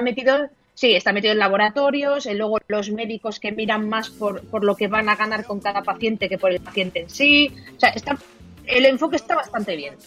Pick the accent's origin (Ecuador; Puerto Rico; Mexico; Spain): Spain; Elda, Valencian Community